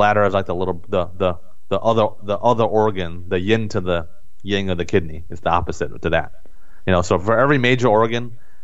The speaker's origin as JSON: {"language": "English", "country": "United States", "tie": "born or raised there", "said": "as Americans, and me growing up in America"}